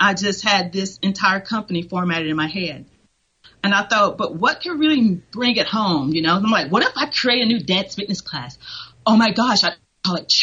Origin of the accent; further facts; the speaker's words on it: Tennessee, United States; moved away as an adult; also born or lived in Atlanta, Georgia / Utah; now in Texas, United States; I went to school at Tennessee Chattanooga